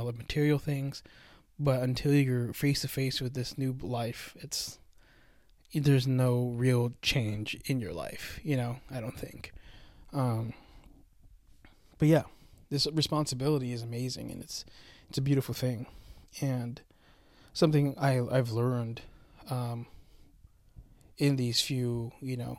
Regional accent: United States; a full-blooded Filipino, born and raised in America

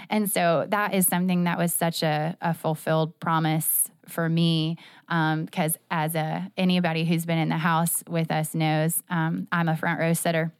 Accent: Jacksonville, Florida, United States; I am a Jacksonville native

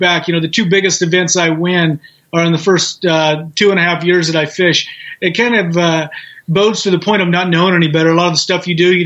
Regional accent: the Northwest, Pacific Northwest, United States; growing up in the Northwest

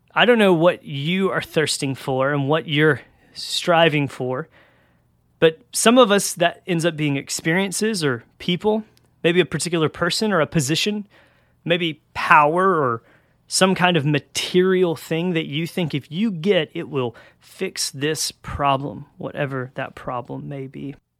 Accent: Georgia, United States; I'm from Georgia and in, in the South, so it gets real hot down here

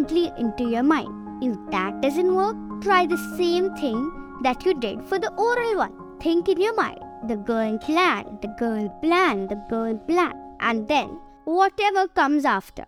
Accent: Bangalore, Karnataka, India; I'm 10 years old and I'm from Bangalore.

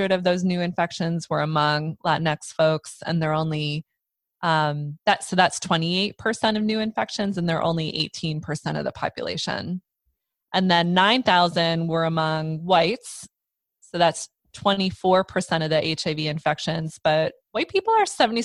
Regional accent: Pennsylvania, United States; I grew up in Pennsylvania

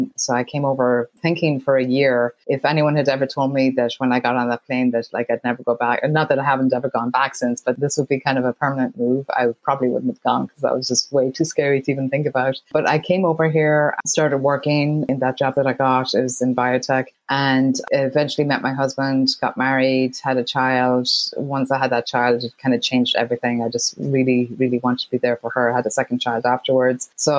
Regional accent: Ireland; moved away as an adult; now in United States; So I grew up in Ireland, went to college in Ireland

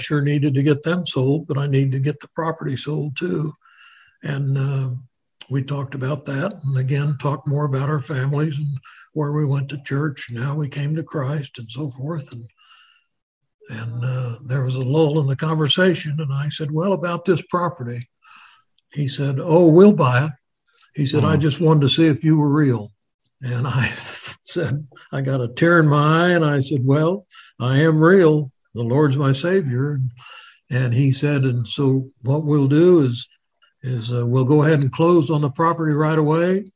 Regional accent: Wichita, Kansas, United States; I grew up right here in Wichita, Kansas, born in Wesley Hospital, and been here

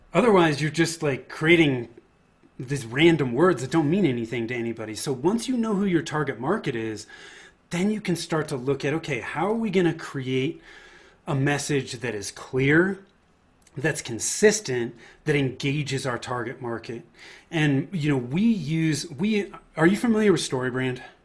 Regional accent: Bay Area, Northern California, United States; I grew up in in Northern California in the Bay Area.

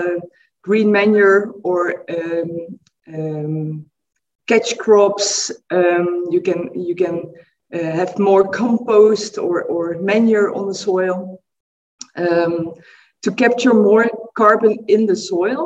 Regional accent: Netherlands; I'm coming from the Netherlands in Europe.

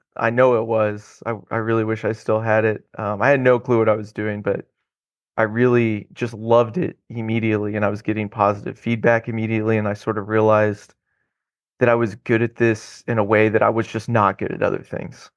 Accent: Odessa, Missouri, United States; moved away as an adult; also born or lived in Oklahoma; now in Houston, United States; I grew up just east of Kansas City on the Missouri side in a little town called Odessa.

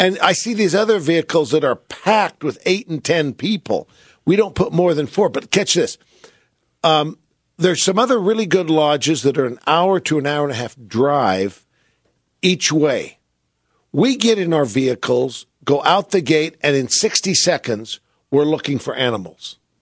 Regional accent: San Francisco, California, United States; moved away; I grew up in San Francisco

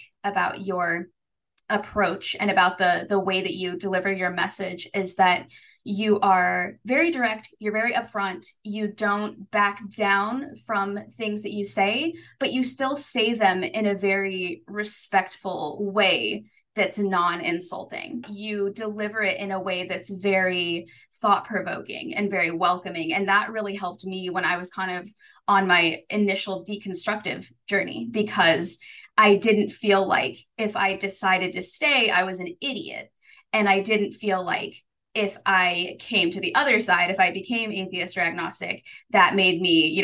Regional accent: Arkansas, United States; I was raised in the South. I was raised in Arkansas.

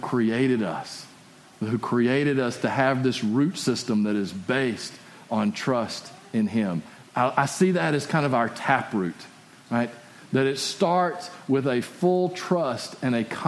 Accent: West Texas, United States; my hometown. And because it's out in West Texas.

